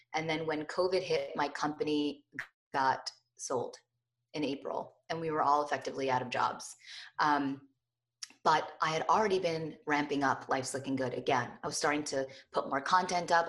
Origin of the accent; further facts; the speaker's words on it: Morristown, New Jersey, United States; I grew up in Morristown, New Jersey